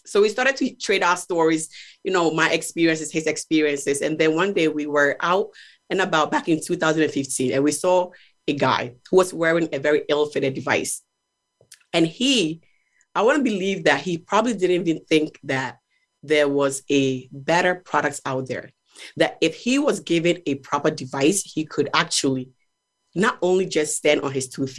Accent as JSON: {"language": "English", "country": "Ghana", "tie": "born or raised there", "said": "So growing up in Ghana, I experienced individuals who had mobility issues, right?"}